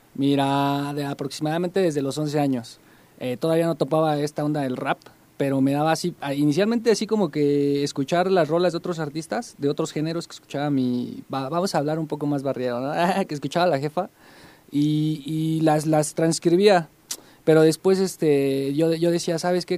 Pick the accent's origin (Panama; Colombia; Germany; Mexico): Mexico; Tolcayuca, Hidalgo; now in Pachuca, Mexico; originalmente yo crecí en Tolcayuca